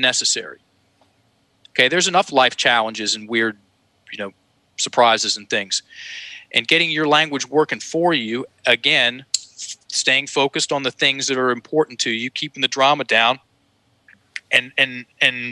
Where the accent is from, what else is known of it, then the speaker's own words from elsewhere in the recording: Virginia, United States; accent: Southern drawl; first language English; I grew up in Virginia. We speak English, or at least in my house we did, still do. And it comes with a certain sound to it. I have something called a Southern drawl